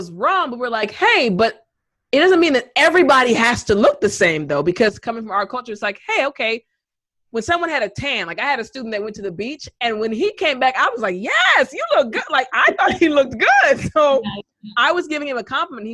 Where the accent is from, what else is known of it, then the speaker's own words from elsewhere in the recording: United States; also born or lived in Korea; being an American and also living in Korea